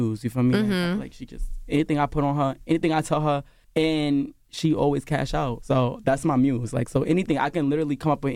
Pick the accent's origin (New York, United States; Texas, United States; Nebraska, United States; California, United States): New York, United States; I'm from New York